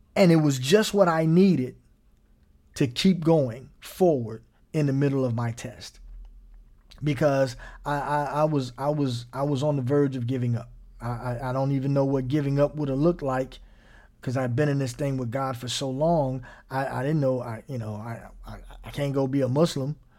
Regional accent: Gary, Indiana, United States; I grew up in Gary, Indiana

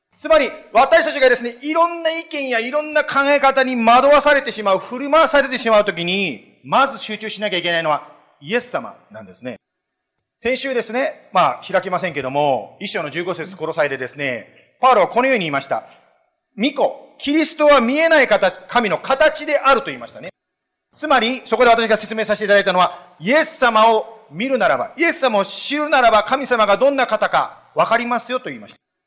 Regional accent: Japan; moved away as an adult; now in United States; 私ももちろん日本で育ったわけですけども

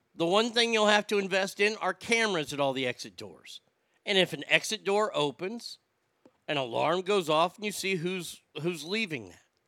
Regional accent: United States; moved away; I was raised in America where we were told to be independent

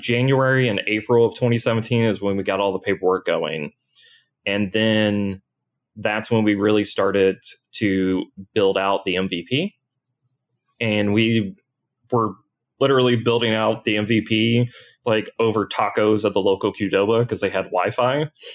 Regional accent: New Albany, Indiana, United States; I grew up in Southern Indiana.

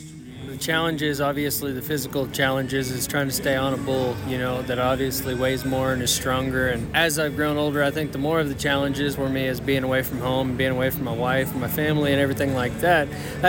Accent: Stephenville, Texas, United States; I'm from Stephenville, Texas.

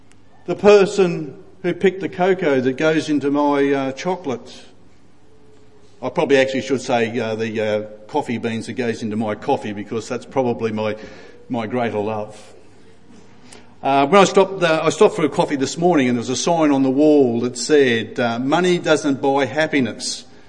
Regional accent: Ipswich, Queensland, Australia; Now, I can say that I was born in Ipswich, so I grew up in Ipswich, so I know about Ipswich.

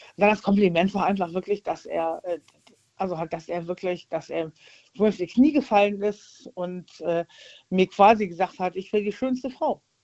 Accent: Rhineland, Germany; ich bin Rheinländer

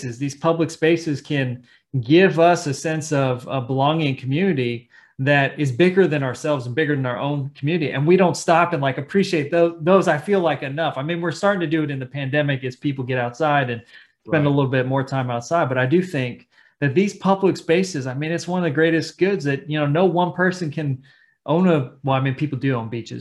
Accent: Salinas, California, United States; I'm from California, Salinas, California, agricultural Chicano majority Latino community

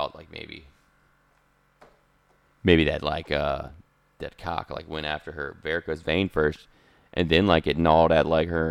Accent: United States; I'm from America.

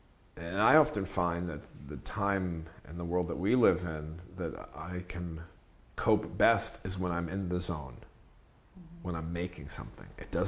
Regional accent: New York, United States; I grew up in New York reading like Juan Gonzalez and Jimmy Breslin and Jack Newfield

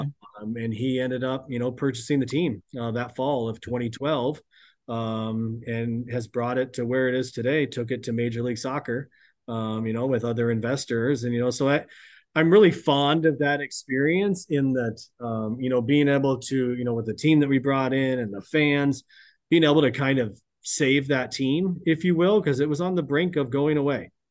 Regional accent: Hastings, Nebraska, United States; moved away; I'm, I'm originally from Nebraska, grew up in a small town, uh, Hastings, Nebraska.

